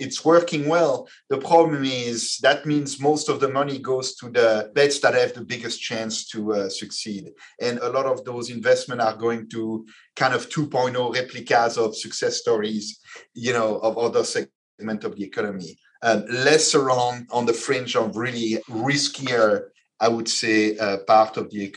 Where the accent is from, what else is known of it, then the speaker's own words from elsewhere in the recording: Belgium; moved away; I come from Belgium. I come from a country where when you start a company